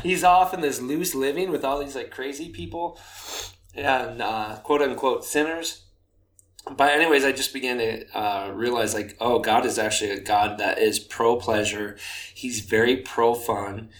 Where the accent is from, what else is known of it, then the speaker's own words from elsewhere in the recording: Sparta, Wisconsin, United States; moved away; also born or lived in Minnesota; I was growing up in an even smaller town than you. My goodness. Uh, Sparta, Wisconsin.